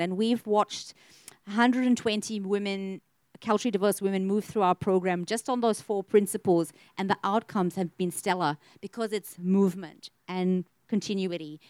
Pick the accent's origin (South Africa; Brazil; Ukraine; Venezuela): South Africa; now in Australia; I'm South African born and raised